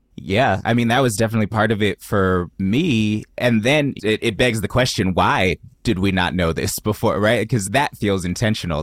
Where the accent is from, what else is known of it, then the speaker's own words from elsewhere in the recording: the Bay Area, California, United States; I grew up in the Bay